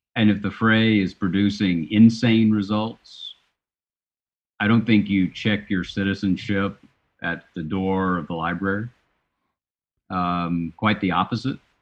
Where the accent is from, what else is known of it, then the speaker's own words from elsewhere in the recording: Chattanooga, Tennessee, United States; I was working for the Chattanooga Times, my hometown newspaper